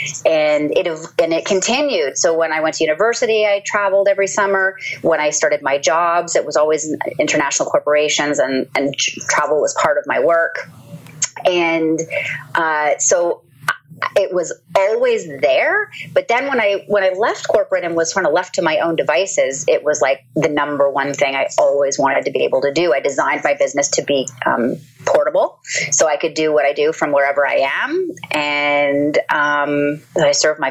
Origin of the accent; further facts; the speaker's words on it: Toronto, Ontario, Canada; moved away as an adult; I was born and raised in Canada, in Toronto